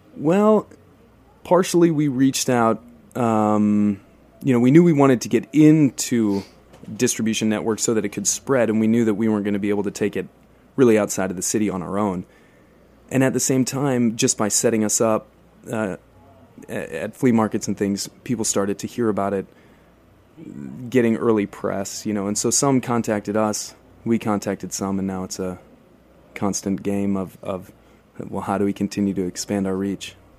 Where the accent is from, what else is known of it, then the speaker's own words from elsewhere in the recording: South Dakota, United States; now in Brooklyn, United States; I worked in a in a little Mexican taqueria in my home state in South Dakota when I was a teenager